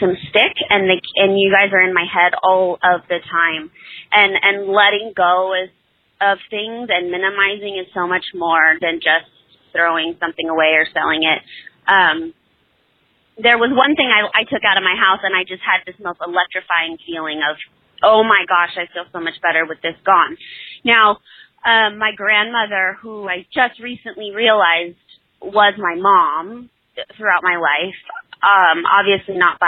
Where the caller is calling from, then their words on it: Selma, California, United States; I'm from Selma, California.